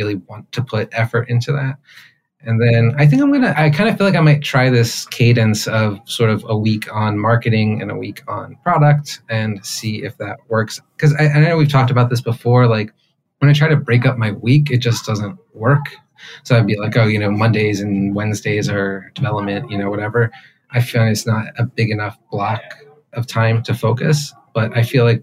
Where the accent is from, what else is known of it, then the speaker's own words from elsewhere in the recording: United States; accent: American; moved away as an adult; my American accent